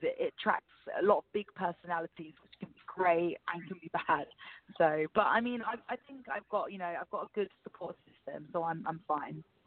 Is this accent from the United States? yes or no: no; London, United Kingdom; I'm born and raised in England, in London